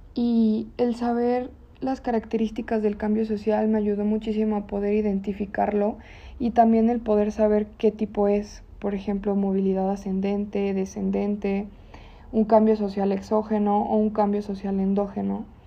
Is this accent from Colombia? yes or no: no; León, Guanajuato, Mexico; como leoneses, hasta como mexicanos